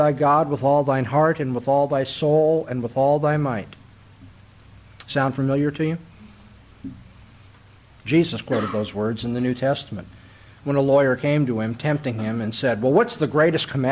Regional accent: California, United States; moved away as an adult; now in Mississippi, United States; I'm from California

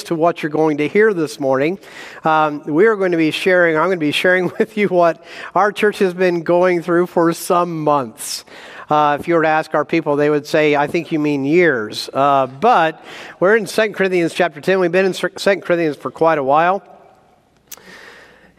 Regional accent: Indiana, United States; moved away as an adult; also born or lived in Mississippi / New Jersey / Wisconsin / South Carolina; now in Idaho, United States; I was born in Mississippi, raised in Indiana, lived a year in New Jersey, college of Wisconsin, grad school South Carolina, and then went west.

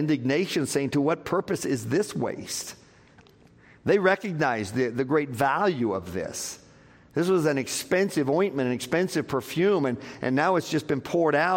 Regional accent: Scotland, United Kingdom; as a Scottish man.

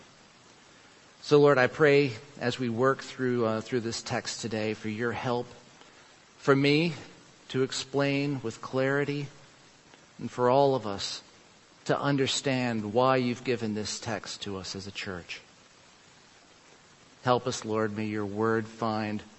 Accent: Lynchburg, Virginia, United States; growing up in Lynchburg, Virginia

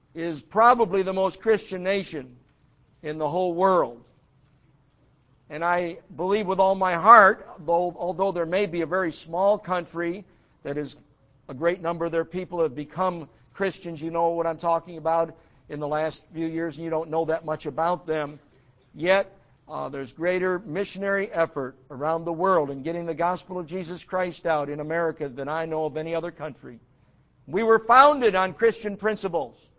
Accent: United States; I'm an American.

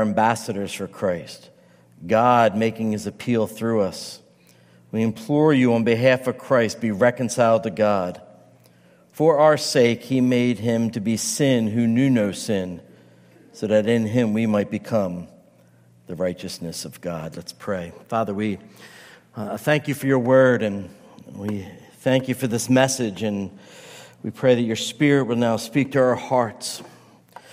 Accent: United States; I'm an American, I'm an Italian, I could say I'm a pastor

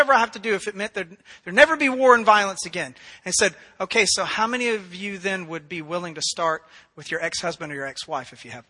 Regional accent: Memphis, Tennessee, United States; moved away as an adult; my wife and I grew up in Memphis, Tennessee. That's where we spent a substantial portion of our lives.

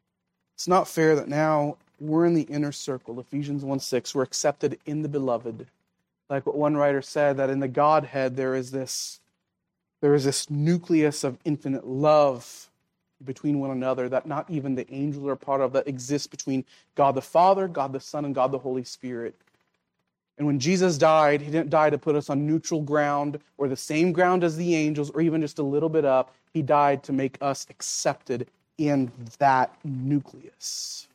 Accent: Philippines; now in United States; I grew up in the Philippines.

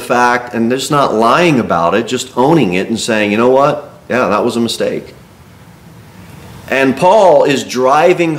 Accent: United States; as American Christians, because we are so used to just a lot of comforts here.

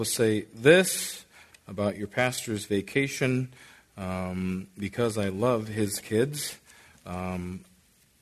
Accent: Lupton, Michigan, United States; moved away; I was raised in Lupton, Michigan

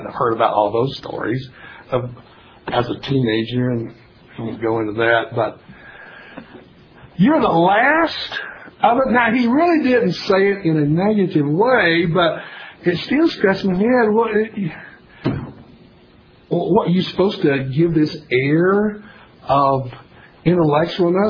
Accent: Tennessee, United States; I was born and raised in Tennessee

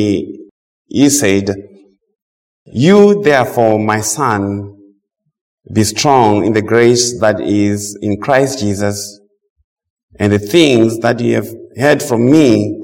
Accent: Zimbabwe; moved away as an adult; now in United States; I'm from Zimbabwe originally, as I said. The Lord brought me to this side about 23 years ago.

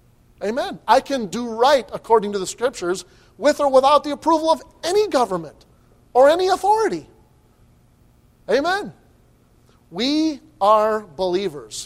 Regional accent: United States; As an American citizen

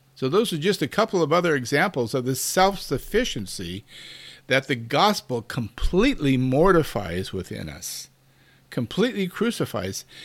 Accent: United States; we as American Christians

